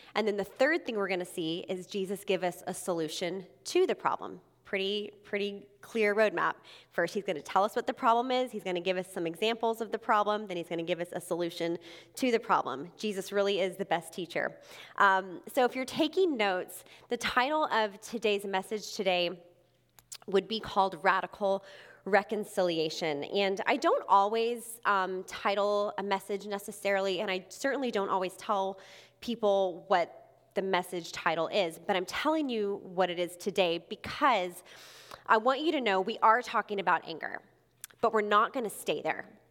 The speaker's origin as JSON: {"language": "English", "region": "Texas", "country": "United States", "also_born_or_lived": "Mobile, Alabama", "moved": "as an adult", "said": "I'm originally from Texas, and I went to college in Alabama."}